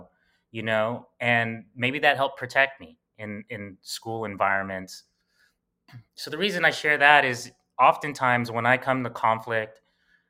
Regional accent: New York City, New York, United States; we grew up in Bed-Stuy, Brooklyn

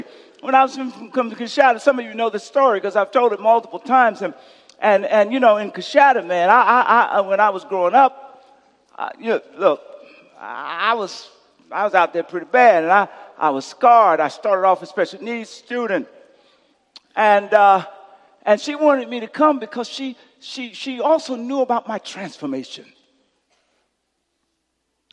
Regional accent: Louisiana, United States; moved away; my home state, Louisiana

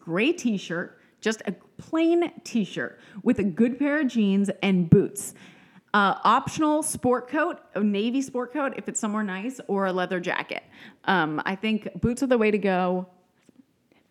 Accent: Texas, United States; I'm from Texas

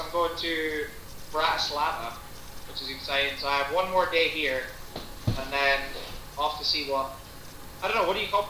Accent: Budapest, Hungary; Yes, from Budapest. I know I don't have an accent, but I assure you, I am from Budapest.

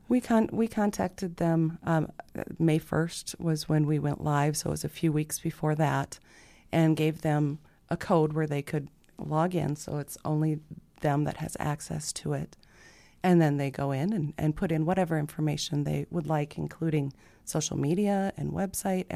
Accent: Sioux Falls, South Dakota, United States; born and raised in Sioux Falls

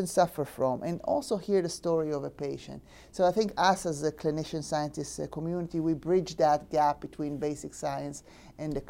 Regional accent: Israel; moved away; I'm from born and raised in Israel.

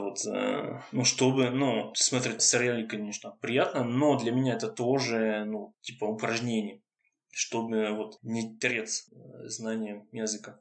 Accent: Lyon, Auvergne-Rhône-Alpes, France; Russian is a second language; moved away as an adult; now in Paris, France; Я француз. Э, живу... Ну, я из Лиона Сейчас, ну, несколько месяцев

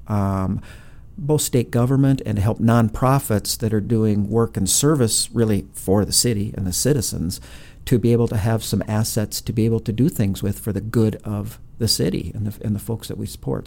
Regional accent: Brainerd, Minnesota, United States; moved away; I actually was born and raised in Minnesota

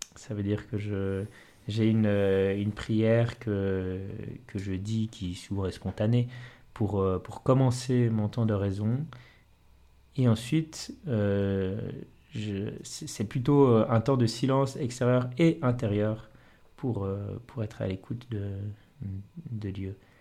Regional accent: Valais, Switzerland; la vocation missionnaire chez moi en Valais

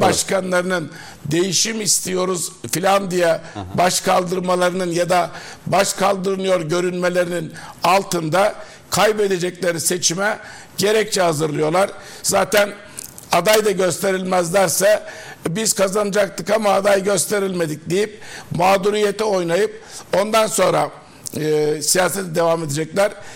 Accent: Denizli, Turkey; ben Denizliliyim. Denizli milletvekilliği yaptım

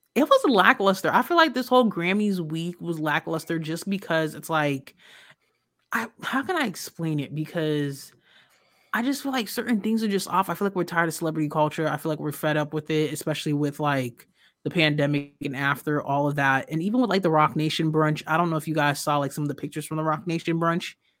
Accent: New York, United States; I'm from New York. So, growing up listening to Wendy talking about these certain things

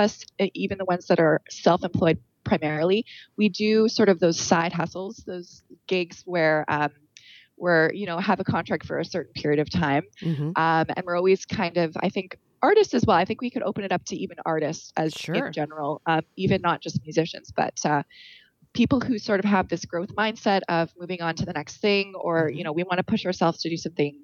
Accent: Winnipeg, Manitoba, Canada; moved away; Originally, I'm from Winnipeg, Manitoba

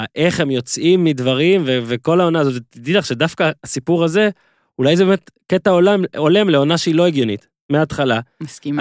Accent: Northern District, Israel; moved away; כשגדלתי בצפון

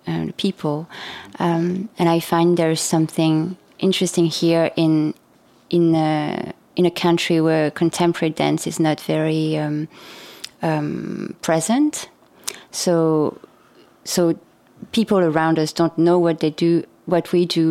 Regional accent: France; also born or lived in Saigon, Vietnam; I was born in France, but my parents are both Vietnamese born

